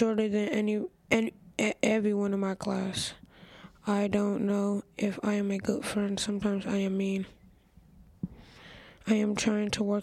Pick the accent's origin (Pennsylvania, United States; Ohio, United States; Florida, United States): Ohio, United States; Cleveland; I was born in Cleveland. I have been here my whole life